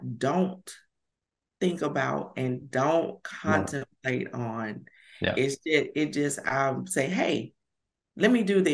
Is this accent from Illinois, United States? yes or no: no; Alabama, United States; accent: country; I'm from Alabama. So I'm a Bama girl. And every time I get on video, I'm like, I sound so country.